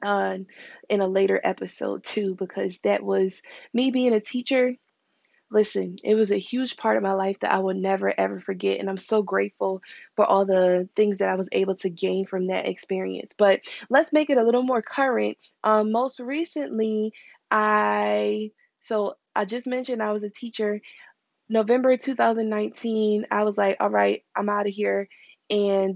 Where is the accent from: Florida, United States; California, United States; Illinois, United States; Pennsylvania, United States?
Pennsylvania, United States; Philadelphia; also born or lived in Upper Darby, Pennsylvania; I was raised in Philadelphia, West Philly to be specific.